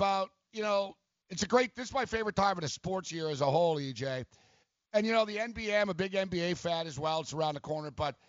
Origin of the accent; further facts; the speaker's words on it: Montreal, Quebec, Canada; moved away as an adult; also born or lived in Toronto; I did a show out of Toronto for like 10 plus years, EJ, and I was born in Montreal.